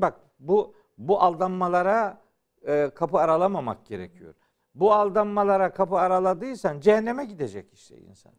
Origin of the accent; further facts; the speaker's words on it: Uzungöl, Trabzon, Turkey; Trabzon'un Uzun Göl diye bir beldesi var. Hı hı. Belde az şimdi mahalle olarak geçiyor. Ee, ben oralıyım.